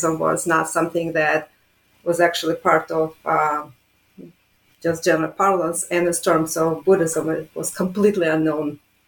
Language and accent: English; Riga, Latvia; born there; moved away; I guess my way of coming to academia is somewhat unconventional because I was born in Riga, Latvia, and at a time when religion was completely off